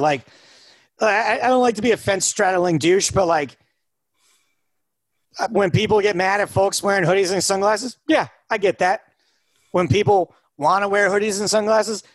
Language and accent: English; United States; I grew up about 4 hours from Canada